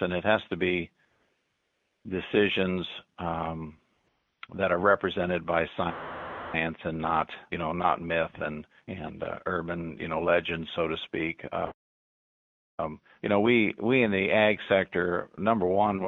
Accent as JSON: {"language": "English", "town": "Hamilton", "region": "Illinois", "country": "United States", "tie": "born or raised there", "also_born_or_lived": "Macomb, Illinois / Rushville, Illinois", "said": "I'm a West Central Illinois resident and have been my entire life. I was born in McDonough County in Macomb, and lived there. My family lived there on a farm out northwest of town for a number of years, and then moved over along the Mississippi River over in Hancock County, and that's really where I did most of my schooling and graduated from high school in Hamilton"}